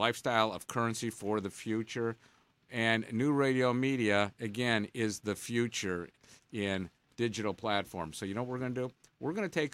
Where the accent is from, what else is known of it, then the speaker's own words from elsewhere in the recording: Detroit, Michigan, United States; we grew up in Detroit